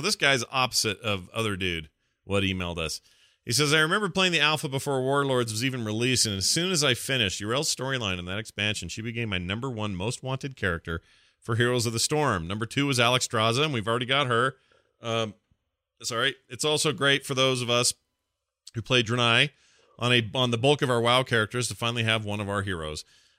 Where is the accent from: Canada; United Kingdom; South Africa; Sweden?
Canada; I'm a Canadian.